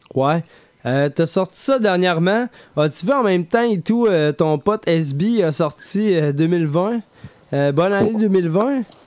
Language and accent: French; Quebec City, Quebec, Canada; Nous, là, on vient de Québec